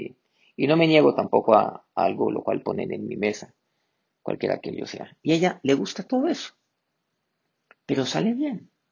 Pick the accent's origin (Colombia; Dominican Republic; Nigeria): Colombia; aquí en mi país, pues, eh, la cocina colombiana